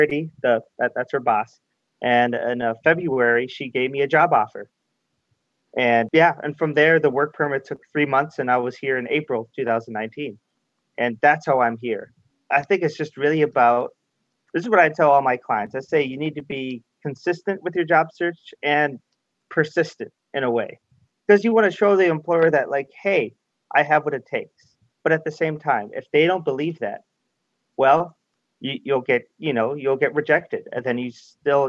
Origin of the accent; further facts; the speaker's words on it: a suburb in Chicago, Illinois, United States; moved away as an adult; now in Canada; I had to move back to my hometown, a suburb in Chicago.